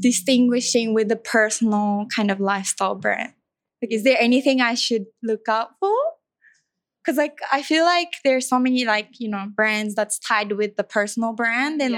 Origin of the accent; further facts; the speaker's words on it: Japan; moved away; I'm from Japan